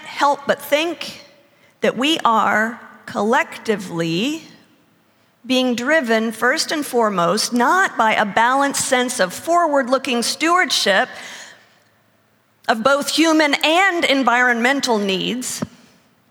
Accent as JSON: {"language": "English", "country": "United States", "also_born_or_lived": "Texas", "said": "I come from Oklahoma and Texas"}